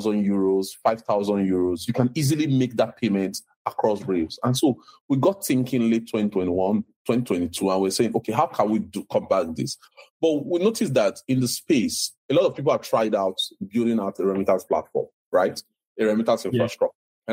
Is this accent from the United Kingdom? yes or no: no; Delta, Nigeria; I'm from Delta State, Nigeria.